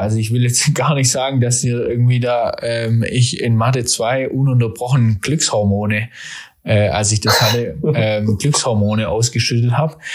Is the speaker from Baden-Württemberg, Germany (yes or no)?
yes; Nürtingen, Baden-Württemberg, Germany; also born or lived in Freiburg; ich komme ja hier aus der Nähe von Stuttgart, aus Nürtingen